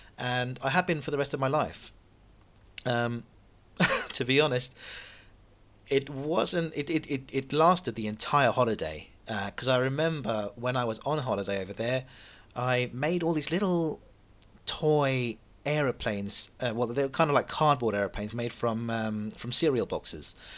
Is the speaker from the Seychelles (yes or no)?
yes; Seychelles; moved away; I was born in the Seychelles